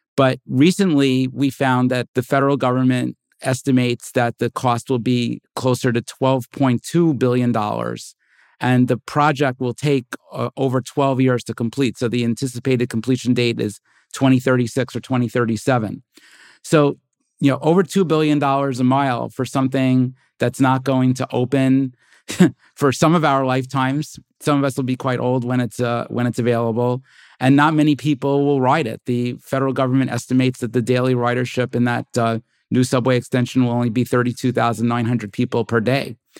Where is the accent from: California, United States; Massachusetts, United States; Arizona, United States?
California, United States; I'm a Californian